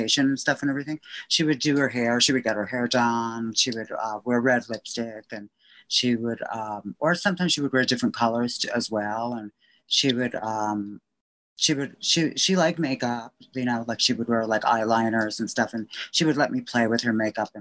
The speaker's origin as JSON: {"language": "English", "town": "Wayne", "region": "New Jersey", "country": "United States", "tie": "born or raised there", "also_born_or_lived": "Cedar Grove, New Jersey / Bergenfield, New Jersey", "accent": "Jersey", "moved": "as an adult", "lives_now": "New York, United States", "said": "I grew up in Wayne, New Jersey, and then I moved to Cedar Grove, and then I got married in Bergenfield"}